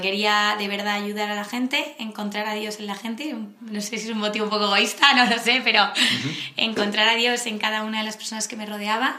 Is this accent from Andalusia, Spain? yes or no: no; Madrid, Community of Madrid, Spain; de Madrid